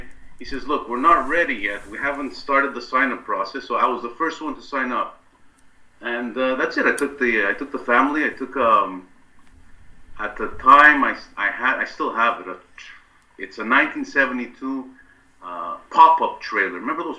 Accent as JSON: {"language": "English", "town": "Laval", "region": "Quebec", "country": "Canada", "tie": "born or raised there", "said": "in my hometown in Laval"}